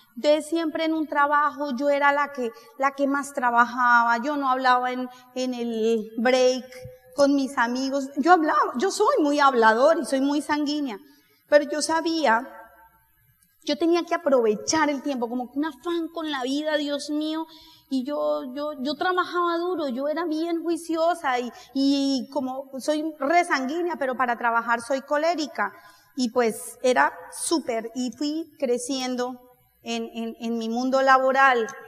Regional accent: Colombia; yo no vengo de Colombia

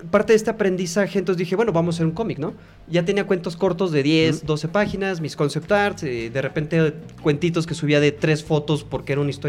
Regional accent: Mexico; Y somos mexicanos

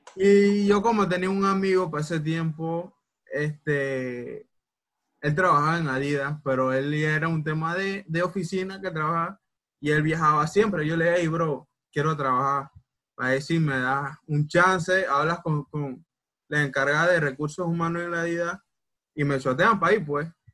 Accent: Panama; soy panameño hasta los huesos

